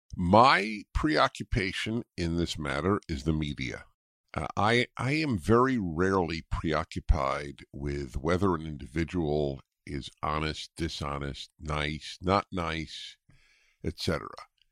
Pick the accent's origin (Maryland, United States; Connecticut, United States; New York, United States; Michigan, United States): New York, United States; moved away as an adult; now in California, United States; growing up in New York